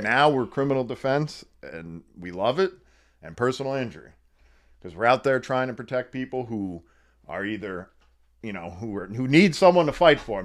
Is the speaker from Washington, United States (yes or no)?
no; Wilkes-Barre/Scranton area, northeastern Pennsylvania, United States; It's in northeastern Pennsylvania, Wilkes-Barre, Scranton area